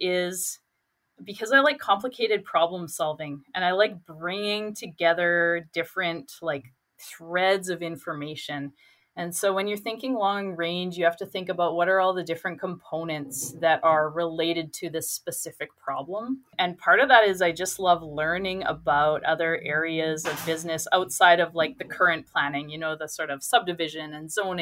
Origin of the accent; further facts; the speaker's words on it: Fort Saskatchewan, Alberta, Canada; also born or lived in New Brunswick; now in Edmonton, Canada; I grew up in Fort Saskatchewan, so I was able to crash with my parents